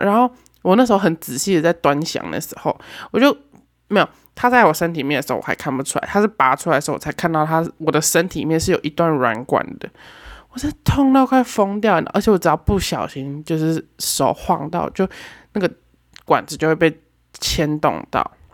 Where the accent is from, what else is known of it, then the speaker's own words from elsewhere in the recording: Taoyuan, Taiwan; also born or lived in Tainan / Yilan; 我现在是在，人在桃园，因为我是桃园人